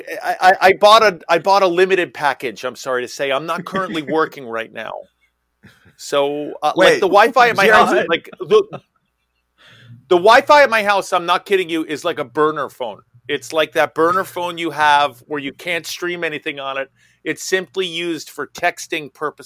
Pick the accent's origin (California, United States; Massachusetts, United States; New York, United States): New York, United States; I'm from New York